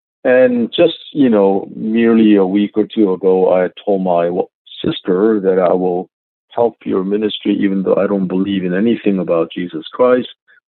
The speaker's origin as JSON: {"language": "English", "town": "Philadelphia", "region": "Pennsylvania", "country": "United States", "tie": "born or raised there", "also_born_or_lived": "South Korea", "said": "I think I grew up partly in South Korea and then partly here in Philadelphia."}